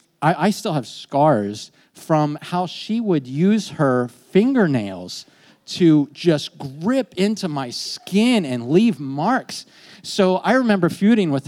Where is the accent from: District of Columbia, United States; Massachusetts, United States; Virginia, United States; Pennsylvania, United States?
Pennsylvania, United States; York; moved away; I grew up in York, but I haven't been back here in years